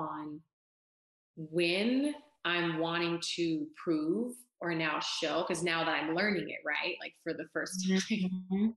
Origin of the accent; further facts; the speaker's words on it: California, United States; moved away as an adult; now in Texas, United States; I'm from California, born and raised